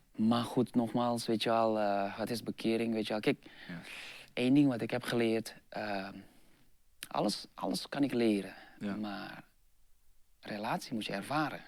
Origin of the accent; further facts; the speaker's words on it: Jakarta, Indonesia; Dutch is a second language; moved away; also born or lived in Eindhoven, Netherlands; Ik zei van, nou Jakarta